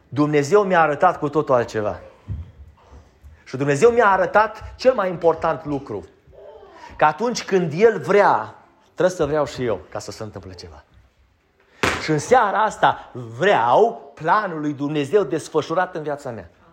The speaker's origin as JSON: {"language": "Romanian", "country": "Romania", "said": "Noi suntem din România"}